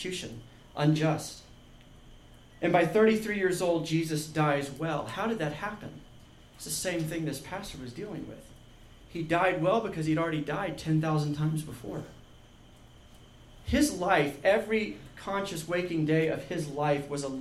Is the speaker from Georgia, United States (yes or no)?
yes; Georgia, United States; I grew up in Georgia